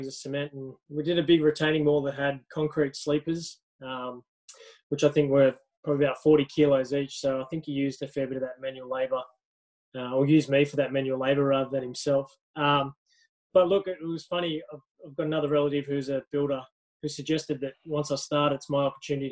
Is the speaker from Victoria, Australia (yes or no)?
no; Blue Mountains, New South Wales, Australia; I grew up in the Blue Mountains